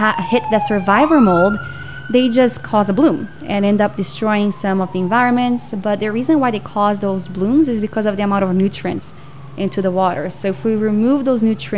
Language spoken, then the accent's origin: English; São Paulo, Brazil; now in Canada; I grew up in São Paulo, which is a huge city